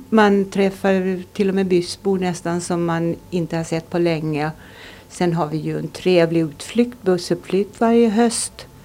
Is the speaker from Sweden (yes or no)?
no; Finström, Åland, Finland; also born or lived in Sottunga; Jag kommer från Bartsgårda i Finström. Jag är född i Sottunga